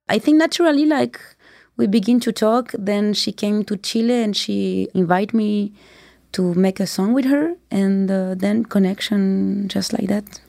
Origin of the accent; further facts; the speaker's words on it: France; I was born in France